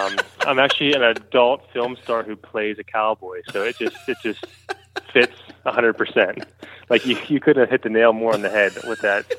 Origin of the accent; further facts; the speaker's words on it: Johnstown, Pennsylvania, United States; Okay, I am from Johnstown, Pennsylvania, which is about an hour and a half east of Pittsburgh.